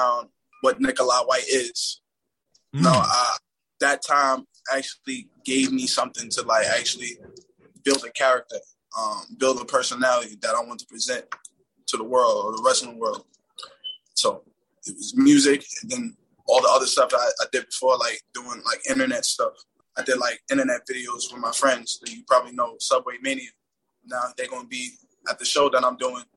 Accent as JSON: {"language": "English", "region": "New York", "country": "United States", "tie": "born or raised there", "said": "I grew up in Harlem"}